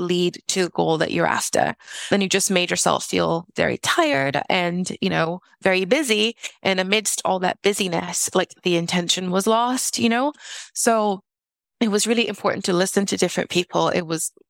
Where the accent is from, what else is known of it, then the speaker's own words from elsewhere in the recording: South Region, Brazil; moved away; I'm originally from Brazil, and it gets very cold in the south of Brazil, and homes are not heated in the south.